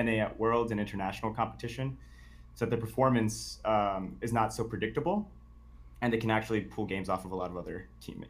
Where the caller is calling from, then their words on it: Texas, United States; No, I'm just kidding. It's not Joe, but I am calling from West Texas.